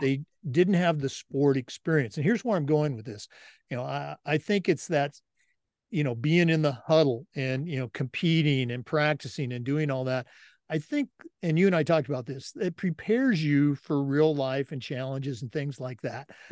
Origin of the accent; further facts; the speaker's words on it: Oregon, United States; I grew up in Oregon